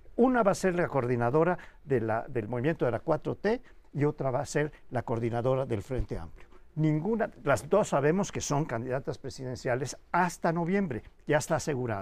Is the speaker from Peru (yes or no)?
no; Yucatán, Mexico; moved away; en el estado donde yo nací, Yucatán